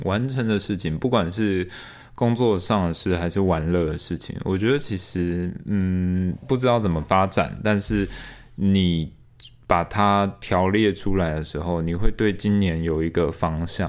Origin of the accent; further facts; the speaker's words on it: Taiwan; also born or lived in Australia; 你们为什么要把我生在台湾